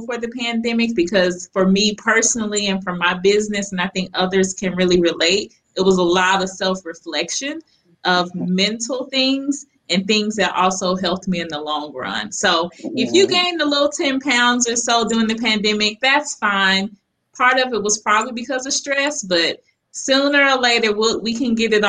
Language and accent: English; Memphis, Tennessee, United States; growing up in Memphis, Tennessee